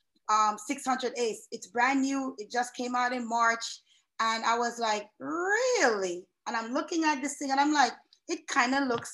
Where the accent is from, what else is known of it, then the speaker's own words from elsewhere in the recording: New York City, New York, United States; moved away as an adult; also born or lived in Kingston, Jamaica; now in South Florida, United States; originally I hail from Kingston, Jamaica, but I spent most of my youth in New York City, representing the great borough of Queens